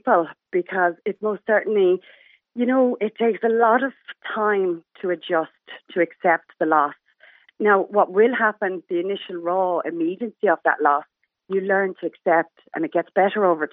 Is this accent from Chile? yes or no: no; Ireland; also born or lived in United States; we're very lucky being Irish